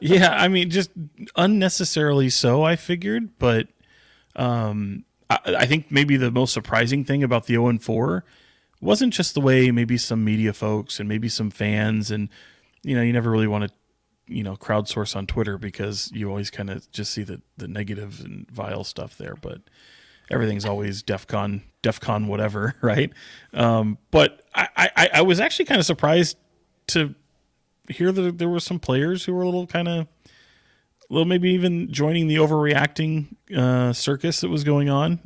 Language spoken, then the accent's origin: English; Sacramento, California, United States; It's why I still live here. It's an, I, other than it is my hometown